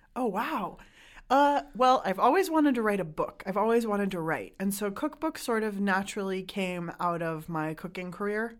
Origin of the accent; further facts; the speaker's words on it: San Diego, California, United States; I grew up in San Diego where there isn't a huge restaurant culture